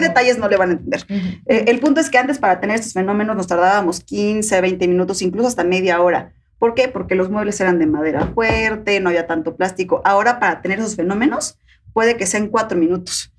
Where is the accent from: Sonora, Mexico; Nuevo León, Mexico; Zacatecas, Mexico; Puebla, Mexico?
Puebla, Mexico; moved away; soy de Puebla, viven allá todavía ellas